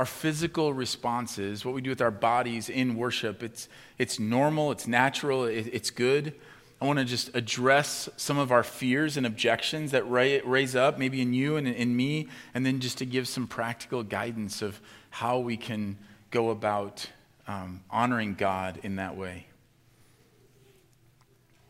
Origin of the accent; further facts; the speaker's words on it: Midwest, United States; especially as Midwesterners, and I'm a Midwesterner